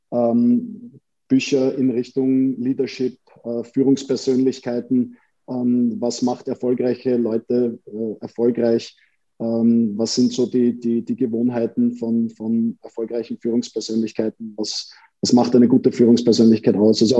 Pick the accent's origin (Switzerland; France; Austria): Austria; Vienna; Wir Wiener empfinden das ja nicht als Wiener Schmäh, sondern für uns ist das einfach, wir sind halt so, wie wir sind.